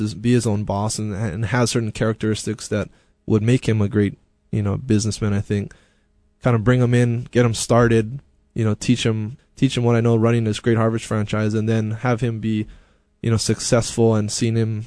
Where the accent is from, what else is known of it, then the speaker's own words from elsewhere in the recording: Honolulu, Hawaii, United States; I was from the East Honolulu area